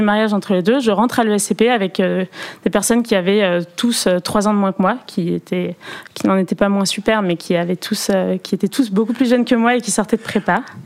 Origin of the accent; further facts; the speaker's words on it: Perpignan, Occitania, France; now in Paris, France; je viens de Perpignan euh, du sud de la France, mes parents ont déménagé à Perpignan